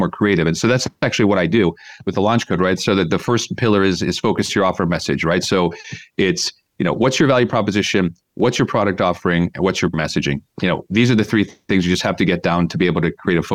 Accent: United States; moved away as an adult; also born or lived in Los Angeles / London; now in Budapest, Hungary; I grew up in the States, as you can tell from my accent. So I was born and raised there.

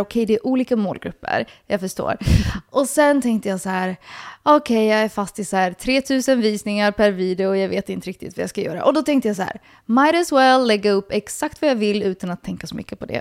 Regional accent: Helsinki, Uusimaa, Finland; jag är uppvuxen i Helsingfors, Finland

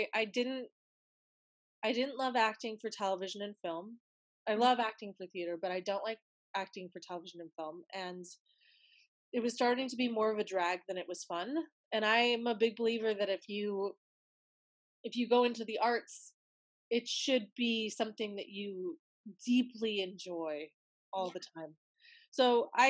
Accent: Wyoming, United States; I'm from Wyoming

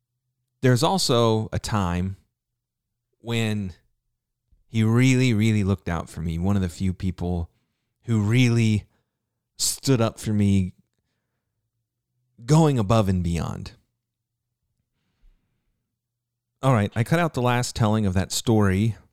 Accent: New Jersey, United States; I'm from New Jersey. And I stared at him.

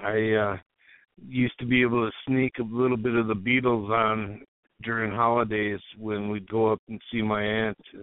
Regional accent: Lauderdale, Minnesota, United States; now in Maplewood, United States; I'm from right in between Minneapolis and St. Paul, a little town called Lauderdale, a small town in a big

